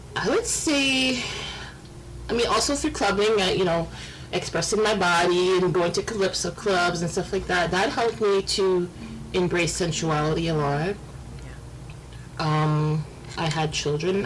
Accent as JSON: {"language": "English", "country": "Canada", "tie": "born or raised there", "said": "I was born in Canada. My parents are from from the Caribbean"}